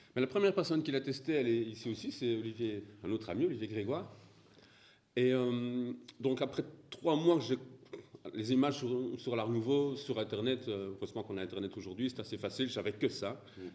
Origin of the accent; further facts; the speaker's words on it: Belgium; je suis belge